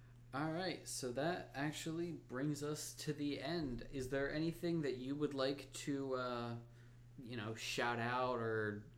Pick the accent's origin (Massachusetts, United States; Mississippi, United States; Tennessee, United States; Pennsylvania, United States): Pennsylvania, United States; I'm actually from Pennsylvania